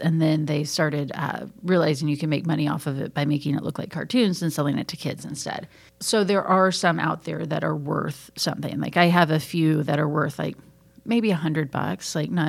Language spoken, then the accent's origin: English; Ozark Mountains, the Ozarks, United States; now in Atlanta, United States; I'm from the Ozark Mountains and I can't enunciate gifts from gifts.